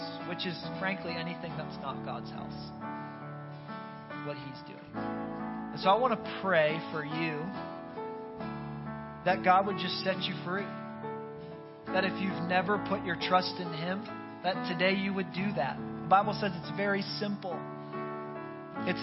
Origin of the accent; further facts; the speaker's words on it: Northeast, United States; now in Tampa, United States; I'm from the Northeast